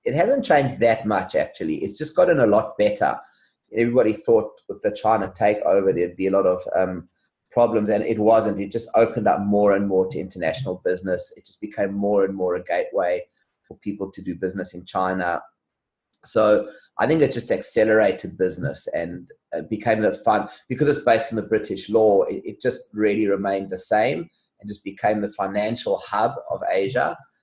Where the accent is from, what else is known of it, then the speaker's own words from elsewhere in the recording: South Africa; moved away as an adult; now in Hong Kong; I come from South Africa originally